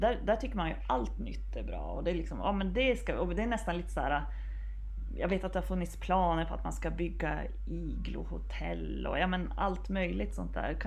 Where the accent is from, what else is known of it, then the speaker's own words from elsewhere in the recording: Piteå area, Norrbotten County, Sweden; jag är från Gävle då så det finns väl nästan inga präktigare Piteåbor